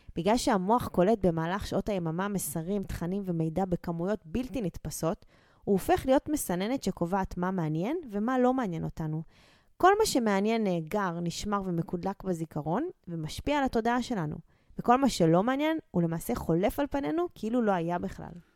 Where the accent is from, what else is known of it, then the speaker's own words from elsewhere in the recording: Israel; נולדנו וגדלנו בבתים שלא היה בהם מחסור